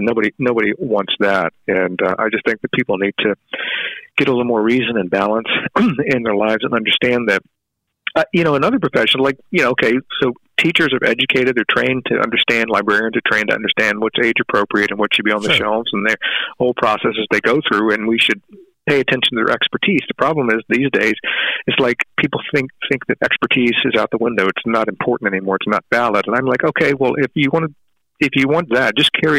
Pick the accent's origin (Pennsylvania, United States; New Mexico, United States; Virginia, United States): Virginia, United States; Richmond; I grew up in Richmond, Virginia in the 60s in a very segregated community